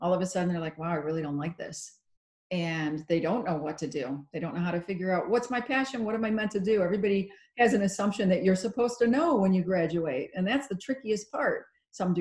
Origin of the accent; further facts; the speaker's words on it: Chicago, Illinois, United States; I grew up in the Chicago area